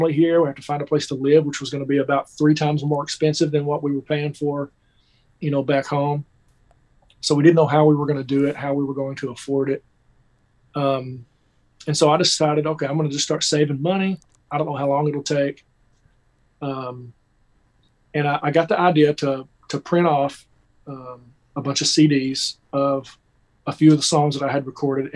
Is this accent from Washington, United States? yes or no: no; Kentucky, United States; moved away as an adult; now in Nashville, United States; I grew up in Kentucky, just about 3 hours from here.